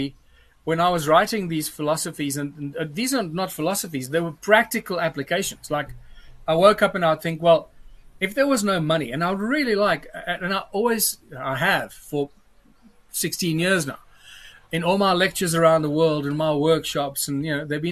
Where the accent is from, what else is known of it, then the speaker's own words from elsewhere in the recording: Johannesburg, Gauteng, South Africa; also born or lived in Cape Town; I'm a Joburg boy most of my life